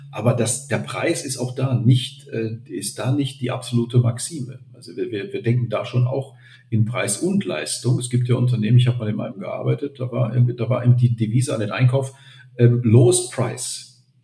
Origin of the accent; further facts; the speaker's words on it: Germany; now in Austria; als Deutscher in Vorarlberg ist man ja ohnehin, man ist ja nicht, man ist ja nicht von hier.